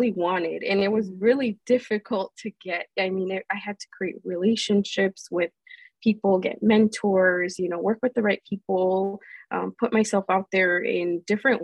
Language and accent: English; Melrose Park, Illinois, United States; I really spent most of my life in Melrose Park in Illinois, which is a suburb outside of Chicago